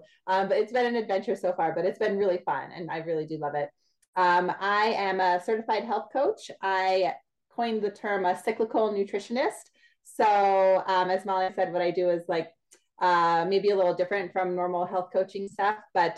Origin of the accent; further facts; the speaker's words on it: Pennsylvania, United States; moved away as an adult; now in New Orleans, United States; So I was born and raised in the Northeast, went to college there, everything in Pennsylvania.